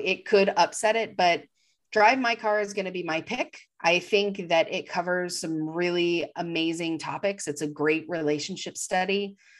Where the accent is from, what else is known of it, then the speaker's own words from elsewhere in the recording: United States; an American, um, white person